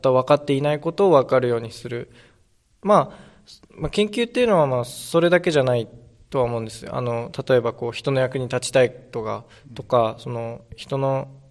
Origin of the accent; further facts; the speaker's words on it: Fukushima, Japan; やっぱり自分が生まれて育ってきたふるさとだし